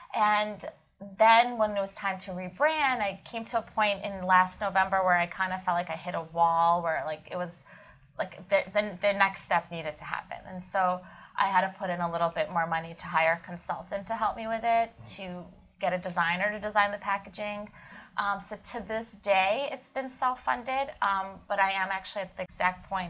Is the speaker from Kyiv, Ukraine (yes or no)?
yes; Kyiv, Ukraine; moved away; I was born in Kiev, Ukraine